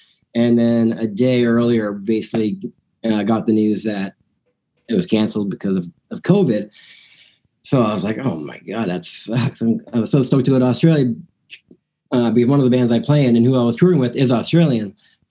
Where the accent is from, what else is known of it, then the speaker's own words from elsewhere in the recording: Burlington, Ontario, Canada; moved away as an adult; now in Nashville, United States; I grew up in Burlington, Ontario, back in Canada, and I've played music since I was 15, basically, and now I do it full-time here in Nashville